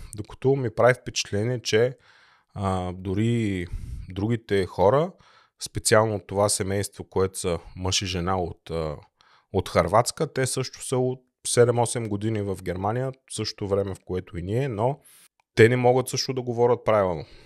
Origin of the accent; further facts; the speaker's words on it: Bulgaria; now in Germany; аз съм от България